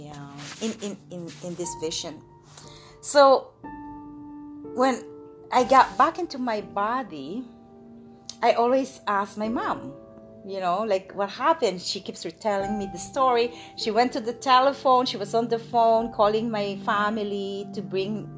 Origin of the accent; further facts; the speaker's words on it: Philippines; also born or lived in Gapan, Nueva Ecija, Philippines / Manila, Philippines; I was born in Philippines by my amazing mother